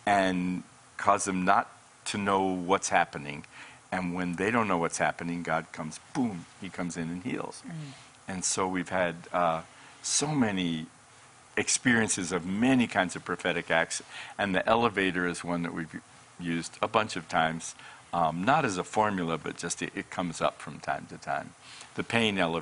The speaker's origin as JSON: {"language": "English", "region": "Colorado", "country": "United States", "moved": "as an adult", "lives_now": "Redding, United States", "said": "I'm from Colorado. I was in the mountains of Colorado"}